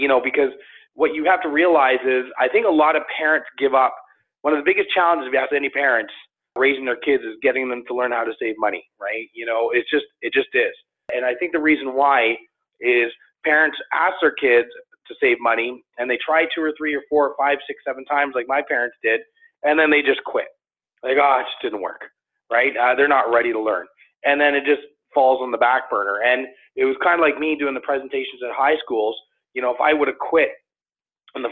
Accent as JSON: {"language": "English", "town": "Toronto", "region": "Ontario", "country": "Canada", "tie": "born or raised there", "said": "I grew up in Toronto, in the Toronto area"}